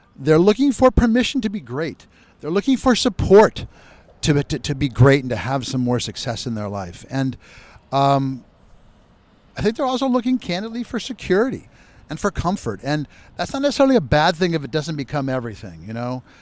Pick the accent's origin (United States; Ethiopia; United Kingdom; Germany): United States; Phoenix, Arizona; I was born and raised in Phoenix, Arizona, with one brother and one sister